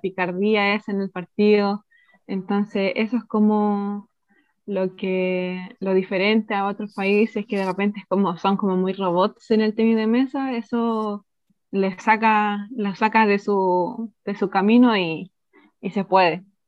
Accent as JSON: {"language": "Spanish", "country": "Chile", "said": "soy chilena"}